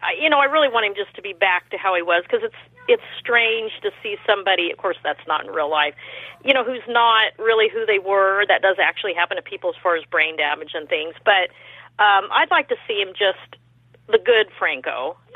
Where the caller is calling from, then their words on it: California, United States; I'm calling from California.